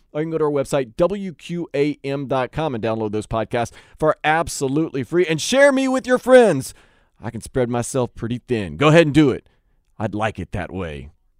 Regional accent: New Orleans, Louisiana, United States; moved away; Of course, I am originally from New Orleans.

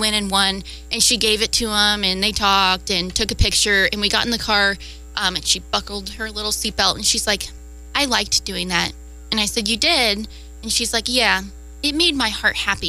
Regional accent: Divernon, Illinois, United States; I'm from Di Vernon, Illinois. I was born playing in the mud

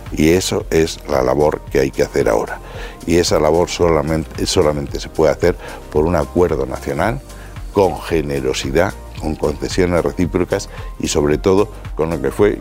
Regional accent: Spain; nosotros tenemos interés como españoles

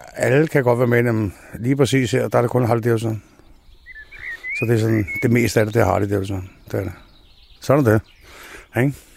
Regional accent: Copenhagen, Capital Region of Denmark, Denmark; Jeg kommer fra København

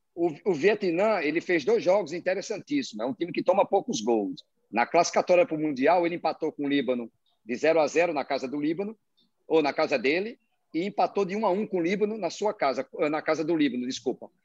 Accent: Brazil; moved away as an adult; now in Kuwait; Eu, como brasileiro, trabalho fora

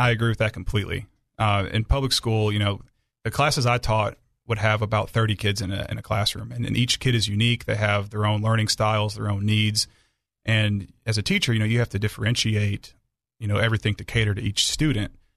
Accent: Aurora, Illinois, United States; now in Arkansas, United States; I grew up in Illinois

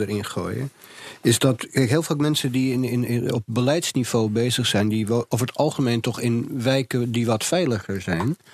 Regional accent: Amsterdam, North Holland, Netherlands; als Jordanees zijnde

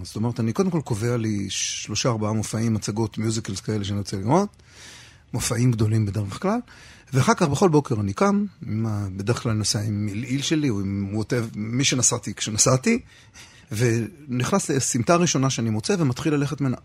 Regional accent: Rehovot, Central District, Israel; moved away; אני אומר מרחובות

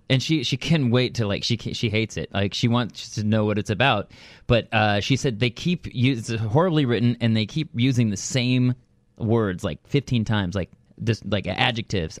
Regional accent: Thousand Oaks, California, United States; I'm from Thousand Oaks

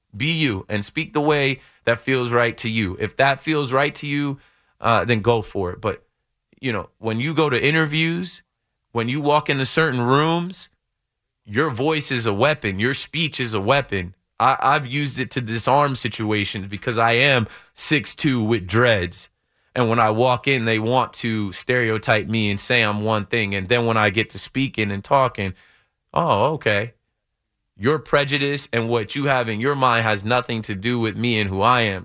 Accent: Jersey City, New Jersey, United States; we're from Jersey City area

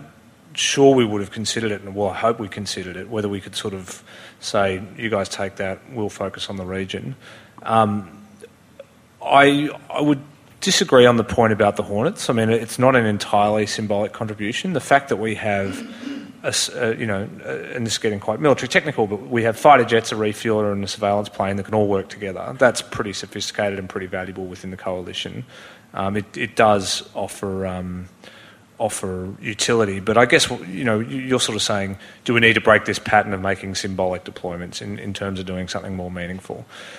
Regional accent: Australia; I think, as you know, we're a rich country, but we have a small military, and it does put pressure on our commitment in the region by deploying this many forces.

